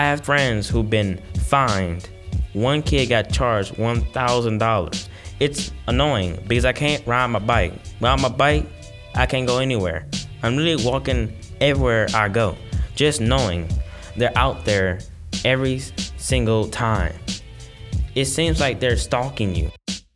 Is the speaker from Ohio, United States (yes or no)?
yes; Cleveland, Ohio, United States; now in Shaker Heights, United States; I was born in Cleveland. I got more Cleveland in me than Shaker.